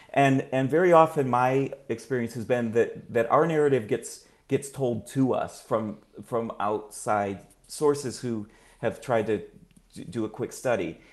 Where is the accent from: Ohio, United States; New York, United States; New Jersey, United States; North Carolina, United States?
Ohio, United States; Akron; referred to me as, as, as …